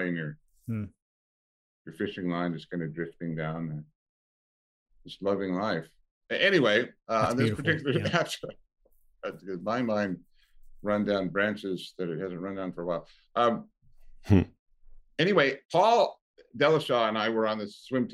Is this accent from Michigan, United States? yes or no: no; Longview, Washington, United States; moved away as an adult; also born or lived in Ellensburg, Washington; now in Southern California, United States; I was raised in the Pacific Northwest